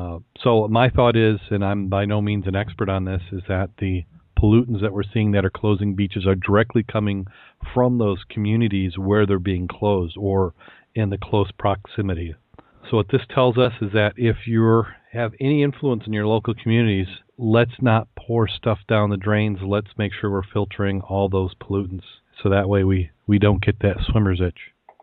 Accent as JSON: {"language": "English", "area": "Saugatuck-Douglas area", "region": "West Michigan", "country": "United States", "tie": "born or raised there", "said": "I grew up around the Keewatin. If you've ever been to the Saugatuck Douglas area of West Michigan"}